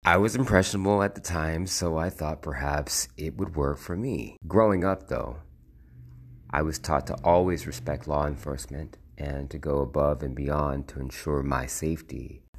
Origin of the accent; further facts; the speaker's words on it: United States; I'm a black man with a certified birth certificate who was born and bred in America